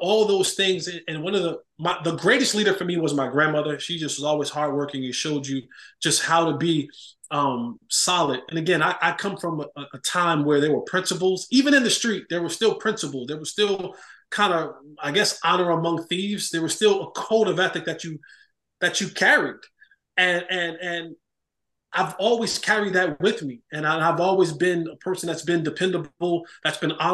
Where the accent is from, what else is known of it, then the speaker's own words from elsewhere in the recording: Roselle, New Jersey, United States; I was born and raised in New Jersey, Roselle, New Jersey